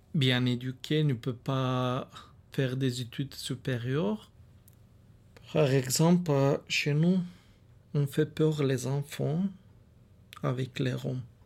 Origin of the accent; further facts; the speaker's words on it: Bulgaria; French is a second language; moved away as an adult; now in France; en Bulgarie, je suis né là-bas et je suis aussi étranger